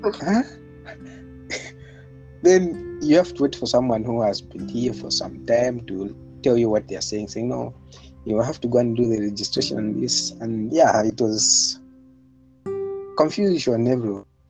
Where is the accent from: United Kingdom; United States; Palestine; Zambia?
Zambia; moved away as an adult; now in Moscow, Russia; I was born and raised in Zambia as well. And now I'm in Russia